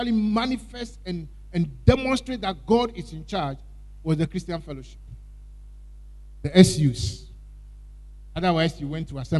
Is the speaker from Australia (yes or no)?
no; Ghana; I'm Ghanaian